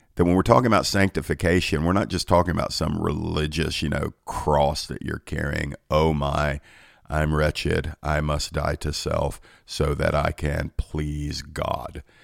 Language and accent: English; Georgia, United States; my home state of Georgia